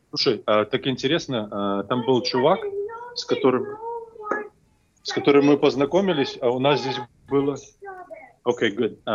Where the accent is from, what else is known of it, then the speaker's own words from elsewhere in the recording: Belarus; я вообще решил проблему чисто по-белорусски, как настоящий белорус.